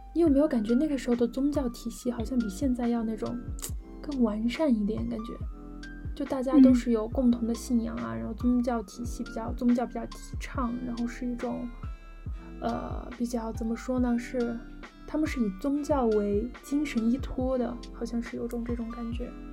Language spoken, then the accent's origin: Chinese; Sichuan, China; 就是咱们四川人的祖先